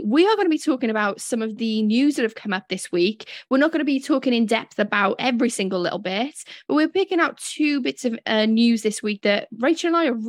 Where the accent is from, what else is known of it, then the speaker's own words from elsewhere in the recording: Wales, United Kingdom; accent: Welsh; I forget that I have a British accent. I'm like, my Welsh accent's doing me proud.